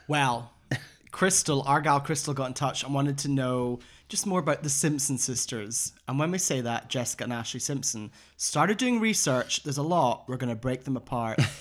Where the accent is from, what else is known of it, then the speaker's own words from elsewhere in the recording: Scotland, United Kingdom; I'm from Scotland.